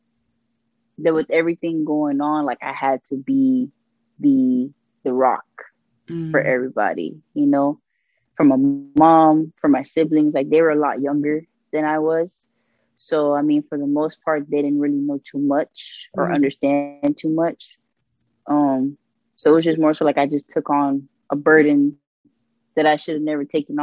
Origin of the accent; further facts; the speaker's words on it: Miami, Florida, United States; I'm born and raised in 305 Miami, Florida, Dade County